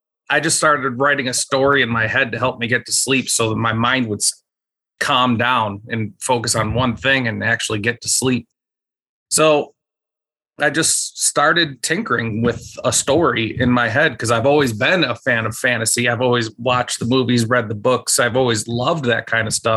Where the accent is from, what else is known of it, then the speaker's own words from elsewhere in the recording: Buffalo, New York, United States; Myself and my wife, we are both from Buffalo